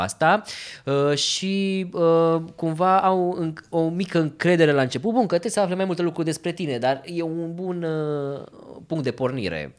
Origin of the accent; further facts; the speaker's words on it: Romania; sunt fotograf din România